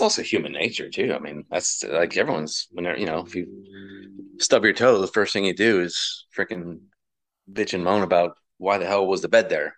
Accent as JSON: {"language": "English", "region": "Massachusetts", "country": "United States", "tie": "born or raised there", "moved": "yes", "lives_now": "North Carolina, United States", "said": "I grew up in Massachusetts"}